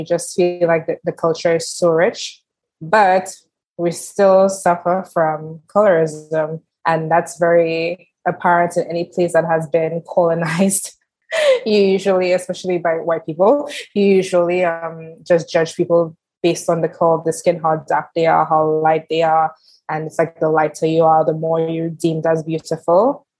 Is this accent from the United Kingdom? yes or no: no; St. Lucia; moved away as an adult; also born or lived in Barbados / Martinique; now in France; So I'm originally from the Caribbean island of St. Lucia.